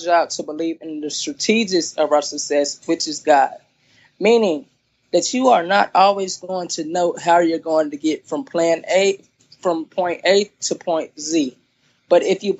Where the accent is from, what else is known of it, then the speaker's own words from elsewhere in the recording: Durham, North Carolina, United States; now in Charlotte, United States; I was originally born in Durham, North Carolina.